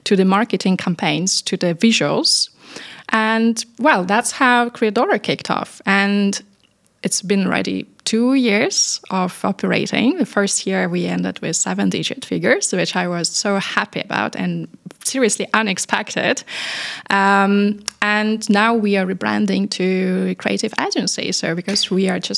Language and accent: English; Paris, Île-de-France, France; moved away as an adult; now in Dubai, United Arab Emirates; I come from Paris, and I'm coming from very multinational family, actually. So we speak eight languages